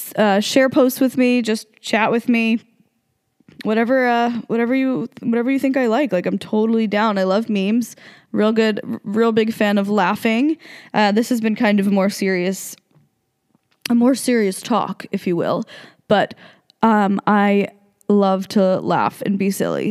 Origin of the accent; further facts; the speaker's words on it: New Jersey, United States; moved away as an adult; also born or lived in South Carolina; now in Las Vegas, United States; I was raised in New Jersey